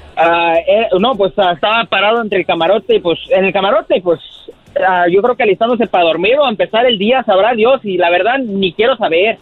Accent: Chicago, Illinois, United States; now in Austin, United States; soy de aquí de Austin, Texas y originalmente de Chicago

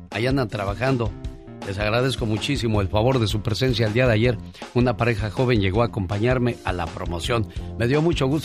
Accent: Sinaloa, Mexico; moved away; Salí de Sinaloa, pero Sinaloa nunca salió de mí.

